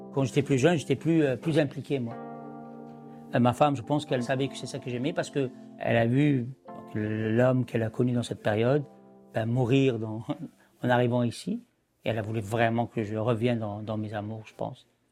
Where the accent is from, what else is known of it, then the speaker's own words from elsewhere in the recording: Algeria; also born or lived in France; now in Montreal, Canada; je suis un Algérien qui est en France